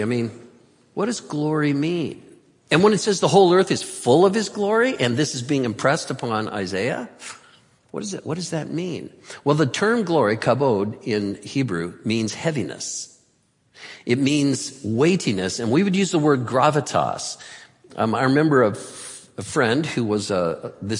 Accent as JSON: {"language": "English", "town": "Santa Cruz", "region": "California", "country": "United States", "said": "I'm from Santa Cruz and get earthquakes down there a lot"}